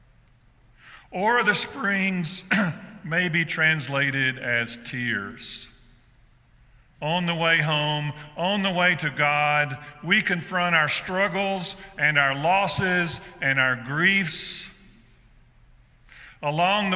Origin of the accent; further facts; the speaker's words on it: South Georgia, United States; I grew up in South Georgia